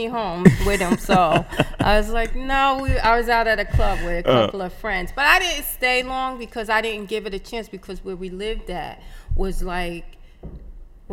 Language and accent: English; Paterson, New Jersey, United States; also born or lived in Englewood, New Jersey; I was born in Englewood, New Jersey. I came to Patterson when I was 2